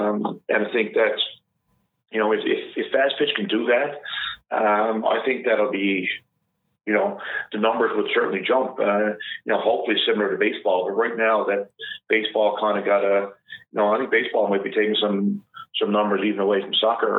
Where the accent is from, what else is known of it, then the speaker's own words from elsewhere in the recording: Portugal Cove, Newfoundland and Labrador, Canada; I grew up in Portugal, Cove. I still live here.